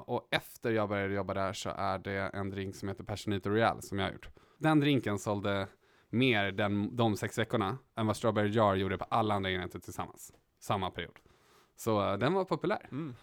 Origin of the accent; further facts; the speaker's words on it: Stockholm, Stockholm County, Sweden; Uppvuxen här i Stockholm på Östermalm.